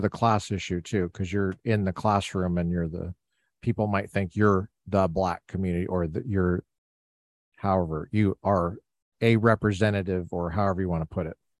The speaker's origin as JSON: {"language": "English", "town": "Littleton", "region": "Colorado", "country": "United States", "tie": "born or raised there", "moved": "yes", "said": "I grew up in Colorado, Littleton, Colorado"}